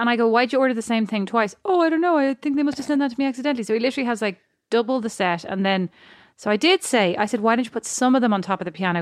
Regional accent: Ireland; I'm Irish.

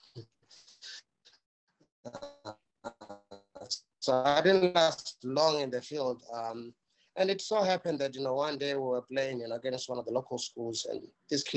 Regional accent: South Africa; what I experienced, you know, growing up in South Africa

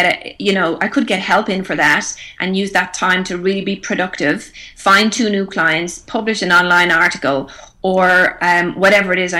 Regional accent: Ireland; moved away as an adult; now in Australia; we all learned Irish growing up

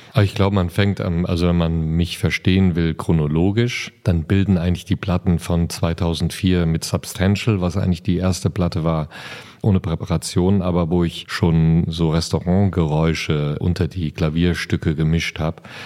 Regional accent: Siegerland, North Rhine-Westphalia, Germany; Ich bin ja groß geworden im Siegerland und im Siegerland gibt es einen Ort, der heißt Dahlbruch

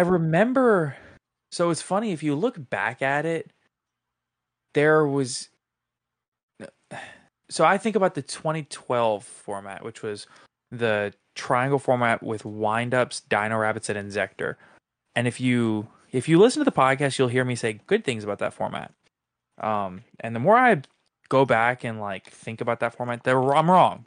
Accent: New Orleans, Louisiana, United States; I grew up in New Orleans

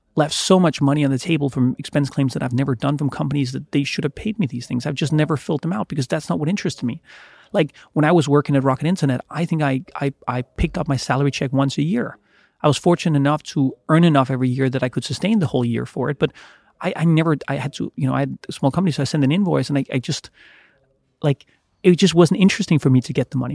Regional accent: Denmark; was born in Denmark

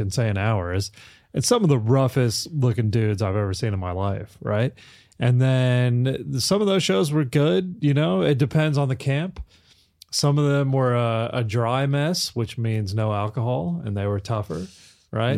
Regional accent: Kansas, United States; moved away as an adult; also born or lived in London; now in Australia; I grew up in Kansas

